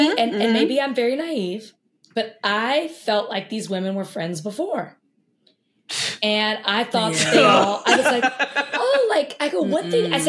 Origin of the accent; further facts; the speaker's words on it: Brooklyn, New York, United States; I don't like when people are constantly reminding me I'm from Brooklyn.